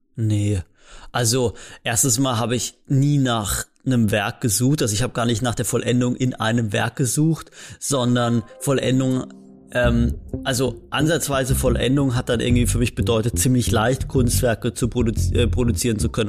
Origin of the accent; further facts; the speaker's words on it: Rastatt, Baden-Württemberg, Germany; ich komme halt aus Rastatt, also aus so einem, aus so einer Kleinstadt